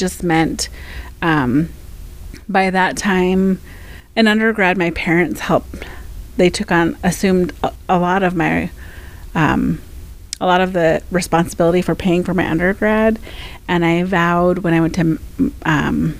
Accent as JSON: {"language": "English", "town": "Fairbanks", "region": "Alaska", "country": "United States", "tie": "born or raised there", "also_born_or_lived": "Seattle, United States / Anchorage, United States", "said": "I grew up here in Fairbanks, my family is from Minto"}